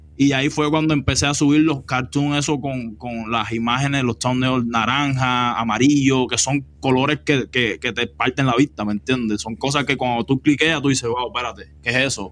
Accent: Cuba; moved away as an adult; now in Los Angeles, United States; Yo vine directo de Cuba

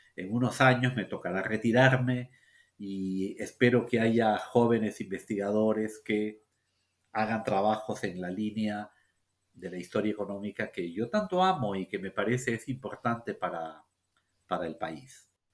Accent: Peru; los peruanos

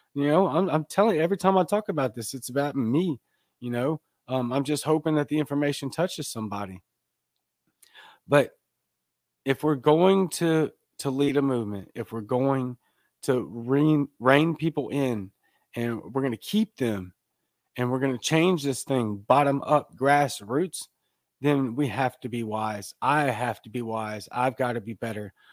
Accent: Baton Rouge, Louisiana, United States; now in South Mississippi, United States; I'm from Baton Rouge, Louisiana

